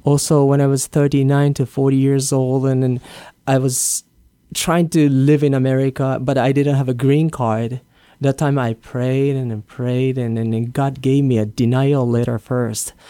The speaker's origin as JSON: {"language": "English", "country": "Japan", "tie": "born or raised there", "also_born_or_lived": "Hawaii / New Jersey / San Diego / Los Angeles", "second_language": "English", "moved": "as an adult", "lives_now": "Guam", "said": "I was born and raised in Japan"}